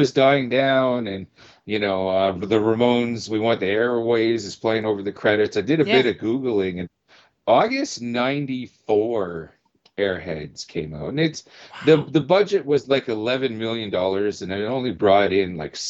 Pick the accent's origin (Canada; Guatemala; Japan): Canada; we're Canadian, eh?